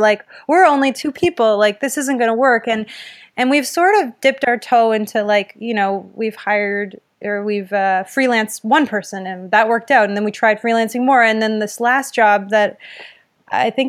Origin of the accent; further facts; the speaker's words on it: Windsor, Ontario, Canada; I'm from Windsor, Ontario